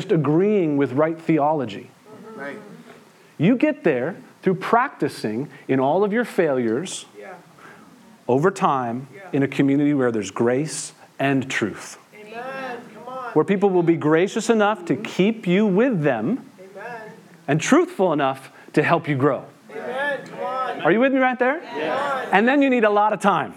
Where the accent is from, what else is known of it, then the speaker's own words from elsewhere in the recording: Western Massachusetts, United States; I grew up here in Western Massachusetts